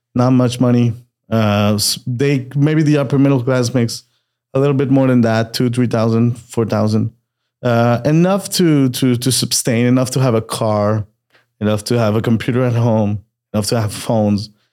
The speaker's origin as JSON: {"language": "English", "town": "Montreal", "region": "Quebec", "country": "Canada", "tie": "born or raised there", "also_born_or_lived": "Peru / Austin, Texas / Querétaro, Mexico", "moved": "as an adult", "lives_now": "Mexico City, Mexico", "said": "I was born in Peru. Uh, and I moved to Canada when I was a kid. Montreal, Canada, uh, which is French Canada, for those that don't know. I grew up there."}